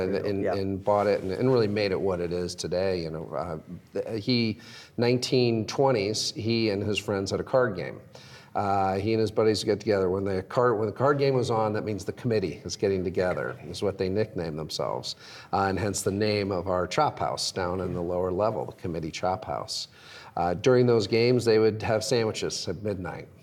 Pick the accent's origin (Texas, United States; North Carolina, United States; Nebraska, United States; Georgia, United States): Nebraska, United States; Omaha; moved away as an adult; also born or lived in East Coast / Chicago; I grew up in Omaha in the 70s and 80s, and it was actually it was a down on its luck city back then.